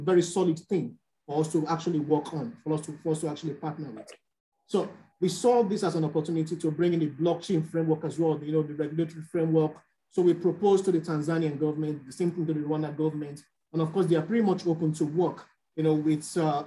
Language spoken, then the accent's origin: English; Nigeria; I'm from Nigeria